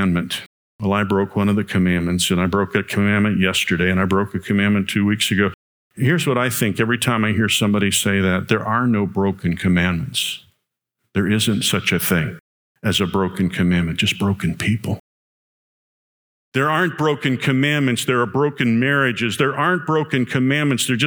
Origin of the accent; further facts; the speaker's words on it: Chicago, Illinois, United States; I grew up in the Chicago area, in a rough part of the Chicago area